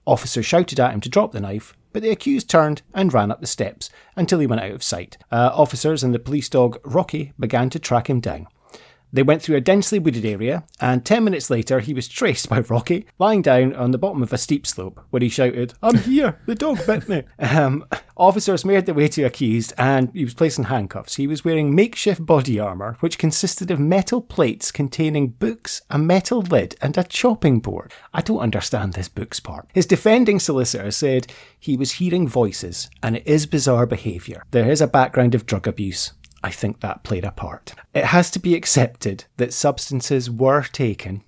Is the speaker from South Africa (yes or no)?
no; Scotland, United Kingdom; when we were kids growing up in Scotland